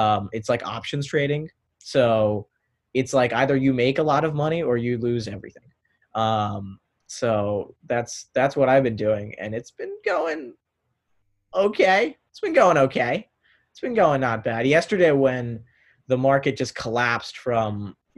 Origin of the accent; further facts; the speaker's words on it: North Potomac, Maryland, United States; I'm from North Potomac, Maryland, so that's about 30 minutes away from Georgetown in Maryland suburbs of DC